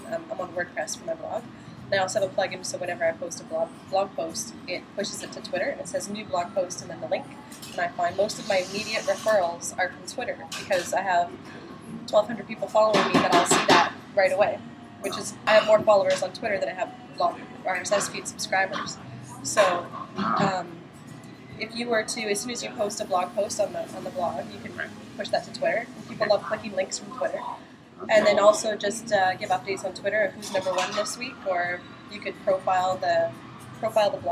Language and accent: English; Surrey, British Columbia, Canada; born and raised in Surrey.